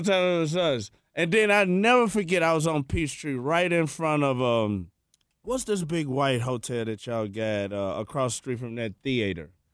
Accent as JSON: {"language": "English", "town": "Memphis", "region": "Tennessee", "country": "United States", "said": "We come from Memphis"}